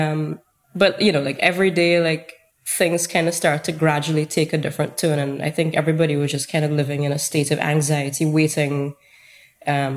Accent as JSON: {"language": "English", "country": "St. Vincent & Grenadines", "said": "a photographer from St. Vincent and the Grenadines."}